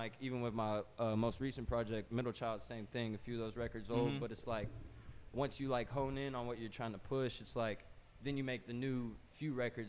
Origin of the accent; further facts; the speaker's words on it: Kentucky, United States; also born or lived in Indiana; I'm from the Midwest, Indiana, to be exact. Grew up in Kentucky, Anna, you know what I'm saying? A little bit of both sides.